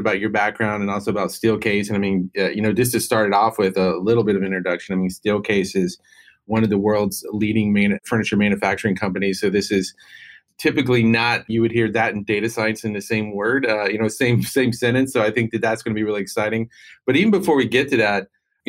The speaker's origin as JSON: {"language": "English", "region": "North Carolina", "country": "United States", "said": "I come from North Carolina"}